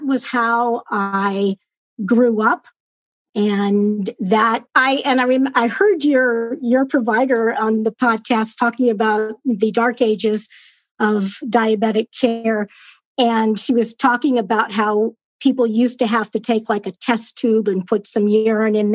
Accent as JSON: {"language": "English", "region": "Southern California", "country": "United States", "tie": "born or raised there", "moved": "as an adult", "said": "I was born and raised in Southern California. And moved up here 6 years ago"}